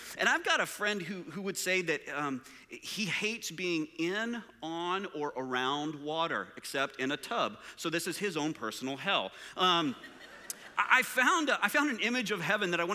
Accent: Permian Basin, West Texas and eastern New Mexico, United States; I grew up in West Texas and eastern New Mexico area in a place called the Permian Basin

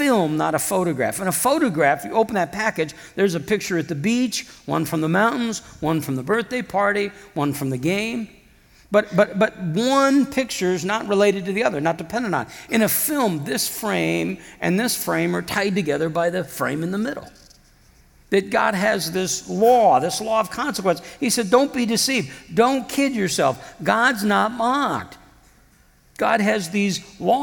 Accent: Iowa, United States; moved away; back home, I'm from Iowa originally

